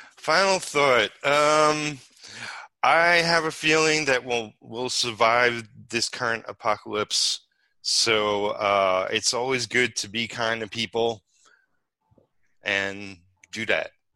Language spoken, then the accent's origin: English; New York City, New York, United States; moved away as an adult; also born or lived in Bardstown, Kentucky; now in Campbellsville, United States; I'm originally from Brooklyn.